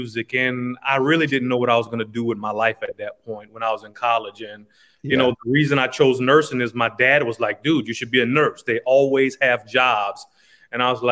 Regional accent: Lafayette, Louisiana, United States; now in Houston, United States; I'm from originally Lafayette, Louisiana.

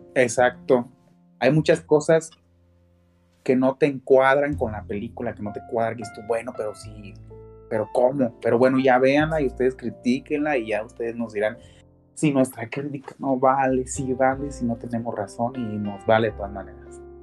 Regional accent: Mexico; como mexicanos

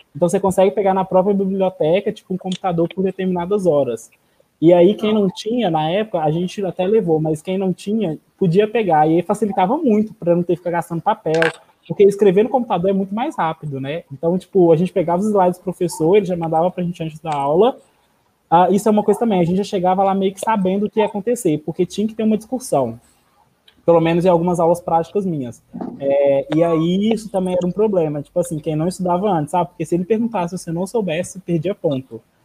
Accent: Brazil; moved away as an adult; eu sou brasileiro, eu não entendo catalão

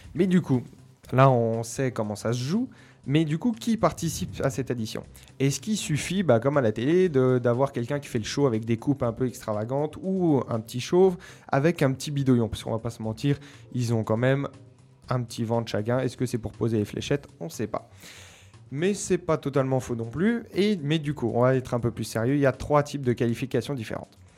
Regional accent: Mont Jura, Auvergne-Rhône-Alpes, France; je suis un enfant du Jura, enfin du Mont Jura

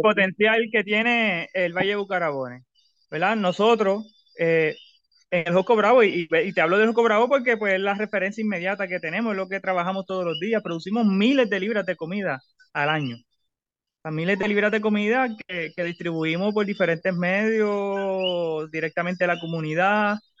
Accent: Puerto Rico; nosotros como puertorriqueños

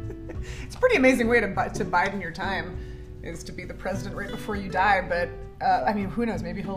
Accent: Canada; I'm Canadian.

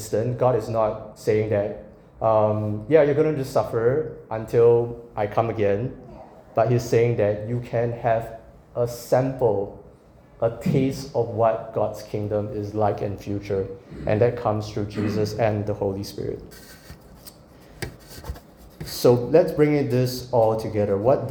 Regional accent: Singapore; moved away; I'm from Singapore

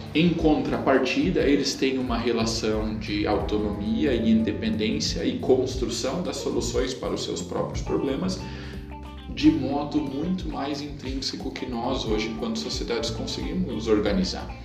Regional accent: Santo Cristo, Rio Grande do Sul, Brazil; Eu venho do município de Santo Cristo, do outro lado do Rio Grande do Sul, ela é predominantemente alemã

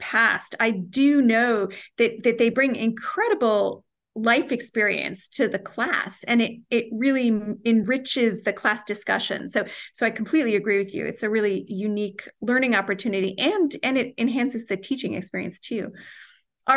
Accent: New Jersey, United States; I'm also from New Jersey. I grew up in North Jersey

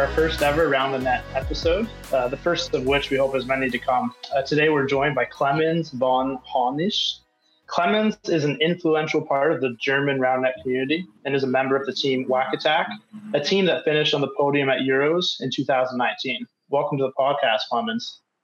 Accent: Canada; moved away as an adult; now in Norway; I'm from Canada, so we had to learn French

